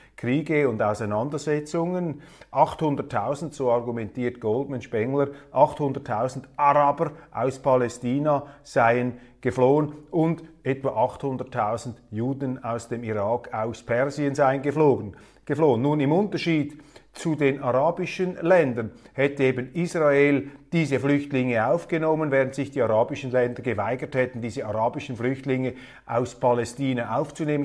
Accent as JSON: {"language": "German", "country": "Switzerland", "said": "als Schweizer"}